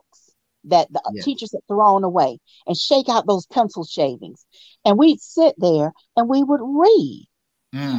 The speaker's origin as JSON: {"language": "English", "town": "Columbia", "region": "South Carolina", "country": "United States", "tie": "born or raised there", "also_born_or_lived": "Virginia", "said": "I am originally from Columbia, South Carolina."}